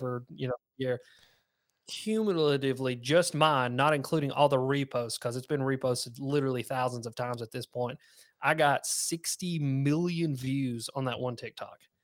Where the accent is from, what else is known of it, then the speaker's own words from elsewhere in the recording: the South, United States; accent: southern twang; a little south, something southern twang in there